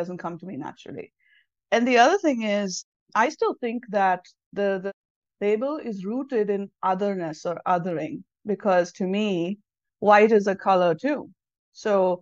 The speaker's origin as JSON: {"language": "English", "region": "South India", "country": "India", "tie": "born or raised there", "first_language": "Tamil", "second_language": "English", "moved": "as an adult", "lives_now": "United States", "said": "I'm from the south of India"}